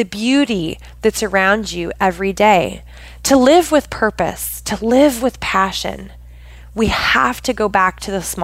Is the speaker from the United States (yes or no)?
yes; Pacific Northwest of the United States, United States; I grew up in the Pacific Northwest of the United States.